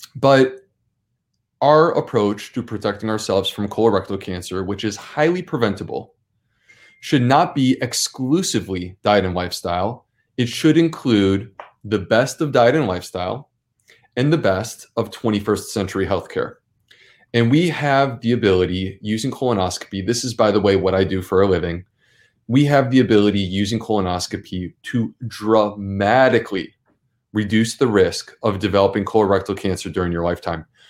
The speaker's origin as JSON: {"language": "English", "town": "Syracuse", "region": "New York", "country": "United States", "tie": "born or raised there", "said": "I grew up in Syracuse, New York"}